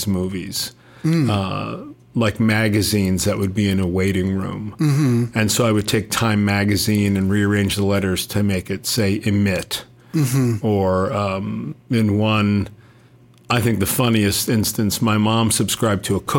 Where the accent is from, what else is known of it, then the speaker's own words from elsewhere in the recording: Burlington, Vermont, United States; also born or lived in Williston, Vermont / Hinesburg, Vermont; I grew up, I was born in Burlington and went to school in Williston, Vermont, and then high school in Hinesburg, Vermont